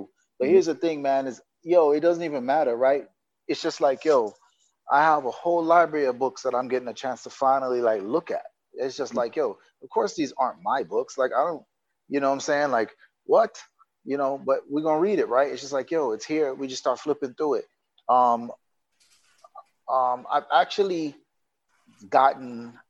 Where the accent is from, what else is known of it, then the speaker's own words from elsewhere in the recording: Jamaica; moved away; also born or lived in United States; I'm Jamaican living in Jamaica, but I've been in America so long that I've disconnected